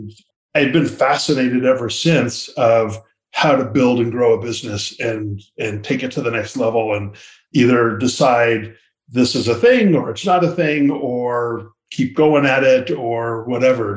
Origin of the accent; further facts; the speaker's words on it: Lafayette, California, United States; I grew up in Lafayette, California